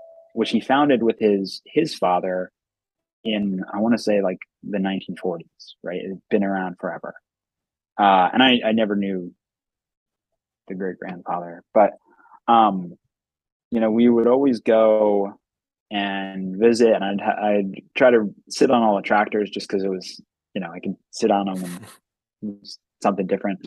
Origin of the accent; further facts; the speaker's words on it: Philadelphia, Pennsylvania, United States; moved away as an adult; now in Boston, United States; I was born in West Philadelphia. But yeah, I'm from Philadelphia. You know, I grew up in the city